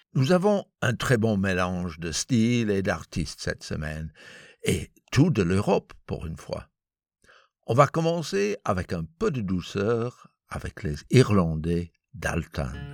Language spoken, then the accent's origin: French; Belgium; chez nous, en Belgique